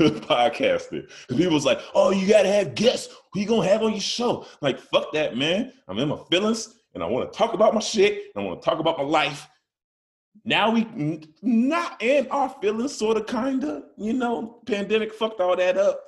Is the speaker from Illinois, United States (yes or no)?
yes; Chicago, Illinois, United States; I'm from Chicago.